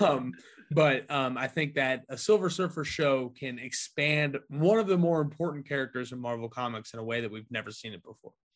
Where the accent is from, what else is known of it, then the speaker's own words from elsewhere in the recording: New Palestine, Indiana, United States; my hometown of New Palestine, Indiana, two stoplights and a McDonald's